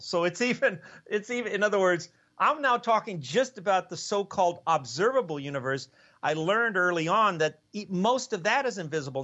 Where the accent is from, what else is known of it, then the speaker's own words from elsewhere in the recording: Los Angeles, California, United States; moved away as an adult; also born or lived in Ithaca, New York / Cambridge, Massachusetts; I was born in East LA, so that was kind of on the wrong side of the tracks